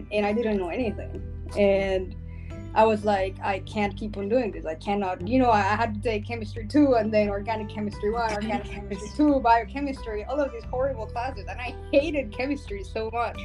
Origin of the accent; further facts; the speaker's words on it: Colombia; now in Tulsa, United States; I come from Colombia, which is a country that has seen war for many years